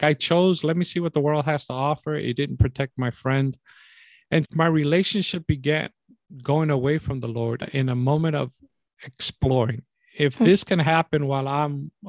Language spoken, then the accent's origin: English; New York City, New York, United States; growing up in New York City in the Bronx